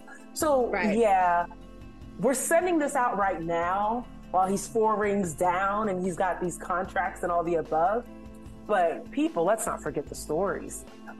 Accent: North Carolina, United States; I'm a person from North Carolina, did not know Davidson before Seth Curry.

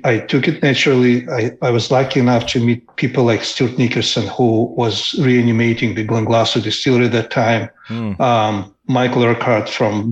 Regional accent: Moldova; moved away; I come from a very small country that used to be part of Soviet Union called Moldova

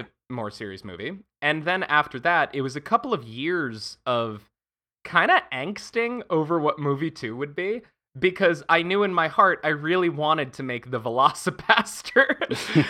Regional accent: Pennsylvania, United States; also born or lived in Montana / New York / Paris / Berlin; now in Los Angeles, United States; I'm originally from Montana. Uh, I did a lot of my growing up in Pennsylvania

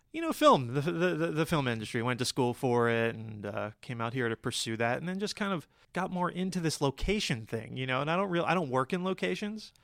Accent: Cherry Hill, New Jersey, United States; moved away; I'm originally from outside of Philadelphia, from Cherry Hill, New Jersey

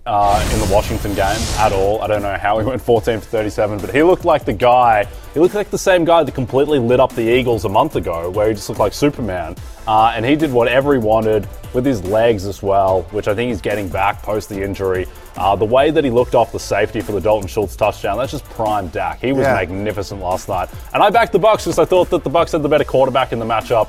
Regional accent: Australia; Not really. Yeah. It's quite a warm climate.

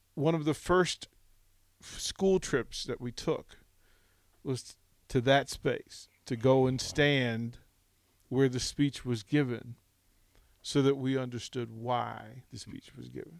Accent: Arlington, Virginia, United States; moved away; I grew up just outside of Washington

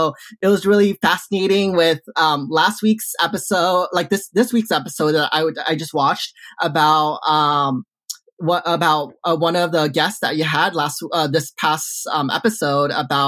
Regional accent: Orange County, California, United States; I'm from Orange County. I'm from the OC. I'm born and raised

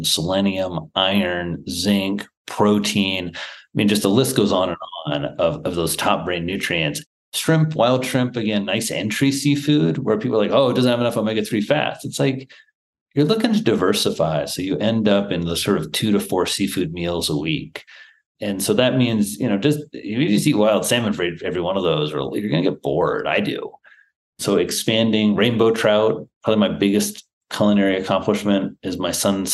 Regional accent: Midwest, United States; moved away as an adult; also born or lived in Manhattan; I grew up in the Midwest

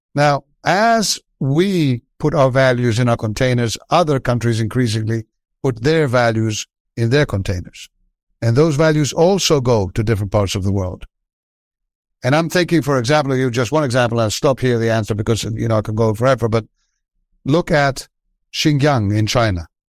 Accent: Athens, Attica, Greece; I was from Athens

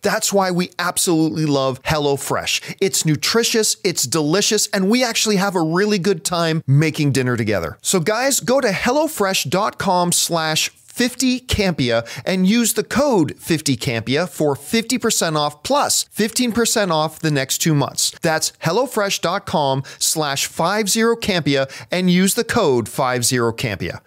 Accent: Canada; growing up in Canadian winters

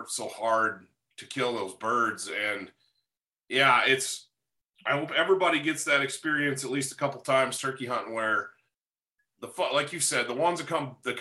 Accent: Michigan, United States; I grew up in Michigan. Listeners probably know that about me. And I grew up way up north.

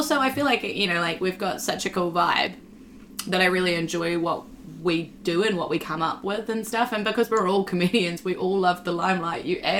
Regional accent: New Zealand; I'm such a New Zealander

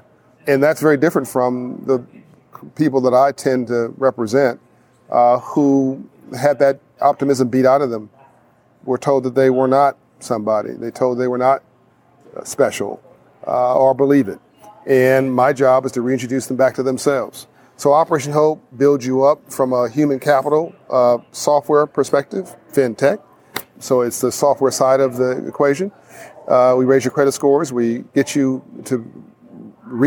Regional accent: Compton, California, United States; I grew up in South Central LA in Compton, California

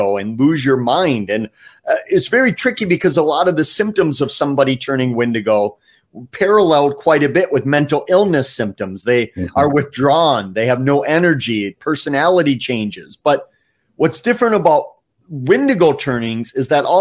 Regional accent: Wisconsin, United States; my hometown in Wisconsin

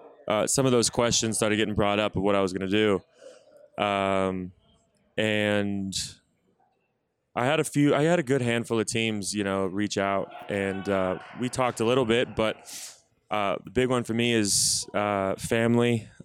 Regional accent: Austin, Texas, United States; Austin, Texas.

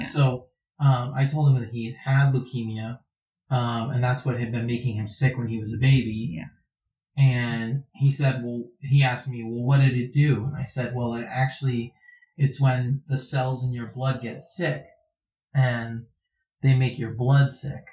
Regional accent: United States; as Americans

